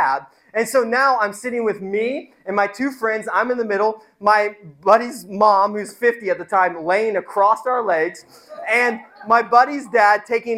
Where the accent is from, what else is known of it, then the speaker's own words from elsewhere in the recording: Indiana, United States; I grew up in Indiana